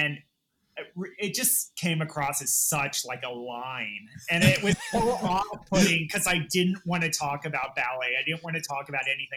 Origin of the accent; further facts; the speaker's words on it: Fort Worth, Texas, United States; moved away as an adult; now in New York, United States; I'm from Fort Worth, Texas